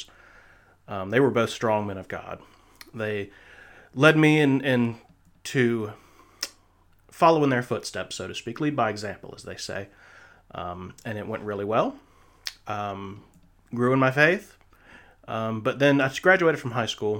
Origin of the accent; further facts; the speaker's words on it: South Carolina, United States; I was raised in South Carolina, and in the South